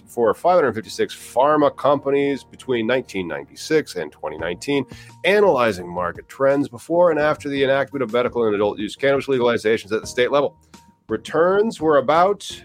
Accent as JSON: {"language": "English", "country": "United States", "said": "I'm an American, not Canada"}